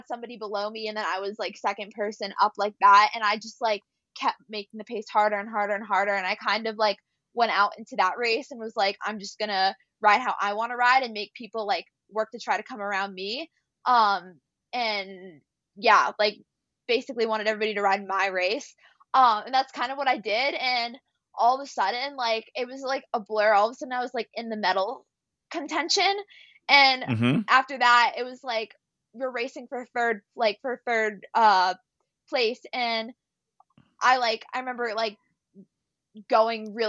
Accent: United States; I'm coming over from America

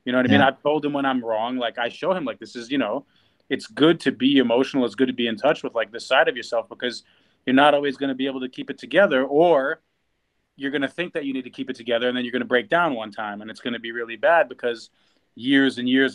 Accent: Russia; moved away; my background is Russian, right? I was born in Russia

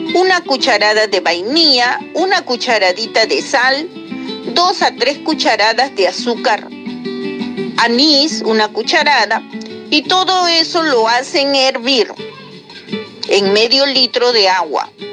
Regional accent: Lima, Peru; de Lima

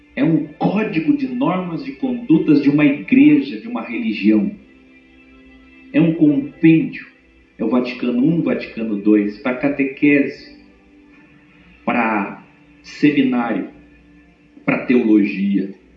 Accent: Curitiba, Paraná, Brazil; moved away; Eu que vim de Curitiba, sou bom no R

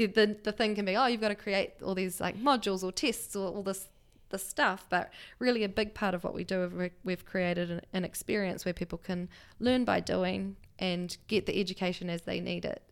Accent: Levin, Manawatū-Whanganui, New Zealand; now in Wellington, New Zealand; born and raised in Leuven, which is a small town, um, north of Wellington.

